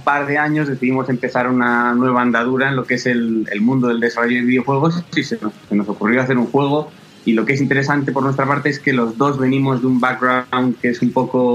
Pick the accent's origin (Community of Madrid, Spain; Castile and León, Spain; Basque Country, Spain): Castile and León, Spain; Valladolid; somos dos hermanos de Valladolid